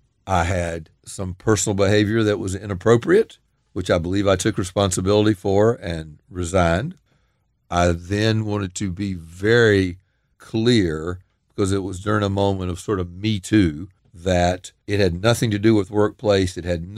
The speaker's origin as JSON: {"language": "English", "region": "the South", "country": "United States", "tie": "born or raised there", "said": "And as a Southerner, I also tend to believe that expressions of emotion should be bottled up. You know, it's a little bit of a sort of Southern macho culture I grew up in."}